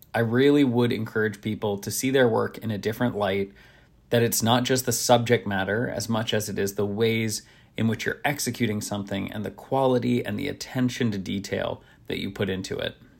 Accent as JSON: {"language": "English", "town": "Nashville", "region": "Tennessee", "country": "United States", "tie": "born or raised there", "said": "where I grew up in Nashville"}